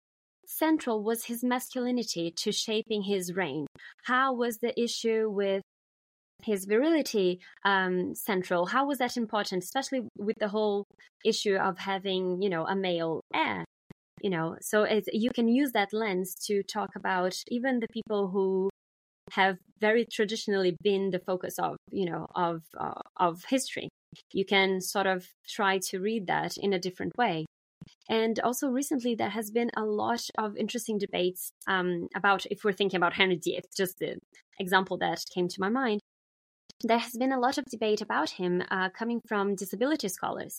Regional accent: Brazil; moved away; my life in, you know, growing up in Brazil

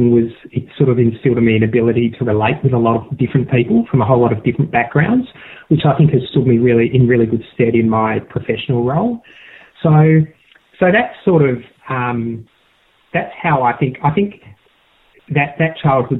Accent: South Australia, Australia; I grew up in South Australia in a horse racing family

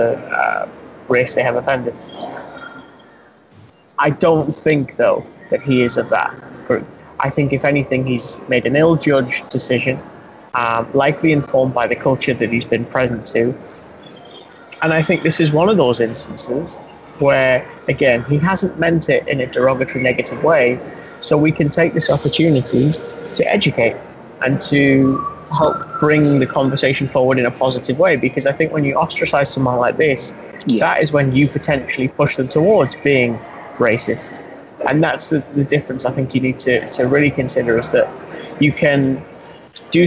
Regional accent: England, United Kingdom; you and I are speaking as Englishmen

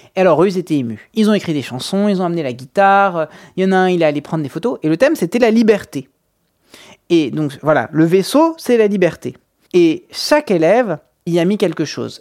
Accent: France; on est français

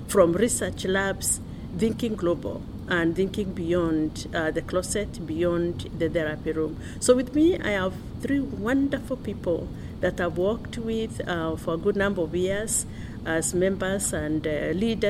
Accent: Kenya; I come from Kenya

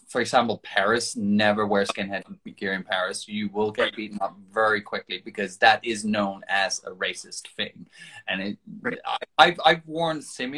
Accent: Denmark; moved away; outside Denmark, where I came from

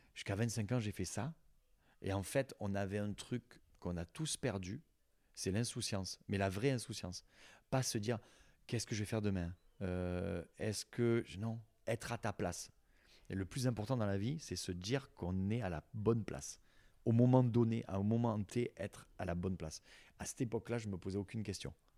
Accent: near Collioure, Occitania, France; moved away; Et tu te retrouves là où tu as grandi. Moi, ils ont gardé ma chambre, je dis d'ado intacte.

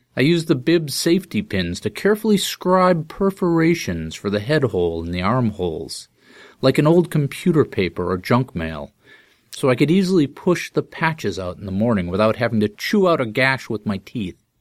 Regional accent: Boston, Massachusetts, United States; first language English

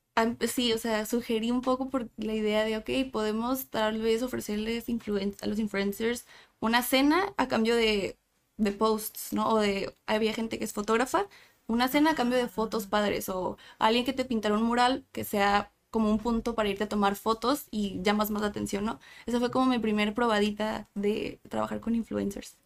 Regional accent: Tijuana, Baja California, Mexico; also born or lived in San Diego; de Tijuana, nací en San Diego, pero toda mi vida he vivido y estudiado en Tijuana

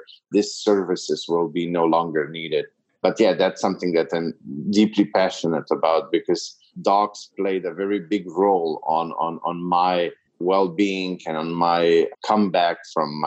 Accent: Slovenia; moved away as an adult; now in Serbia; I'm from Slovenia, which is a very small Eastern European country

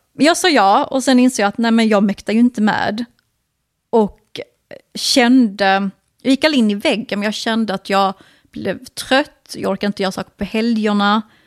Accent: Sweden; Vi båda, eh, är liksom, vi är inte utlandsfödda, men vi har ju utländska föräldrar

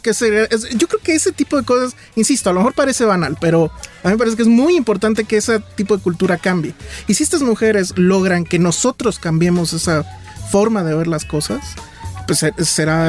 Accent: Mexico City, Mexico; como chilango

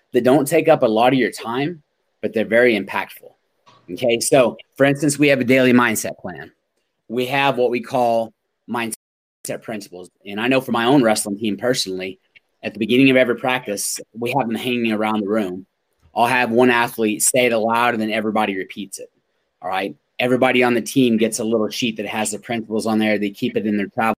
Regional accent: Oklahoma, United States; I grew up in Oklahoma.

